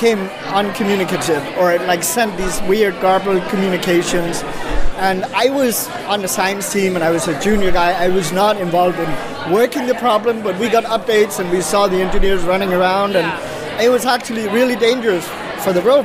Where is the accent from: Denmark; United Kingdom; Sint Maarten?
Denmark; I am from Denmark, and I work at the University of Copenhagen in Denmark